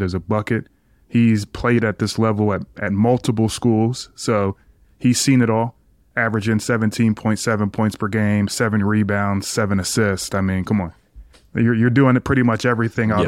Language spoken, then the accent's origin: English; Philadelphia, Pennsylvania, United States; I grew up in Philly, so growing up in that area